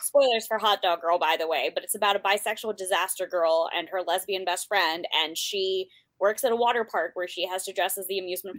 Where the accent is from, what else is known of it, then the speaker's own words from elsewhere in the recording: United States; born and raised in the United States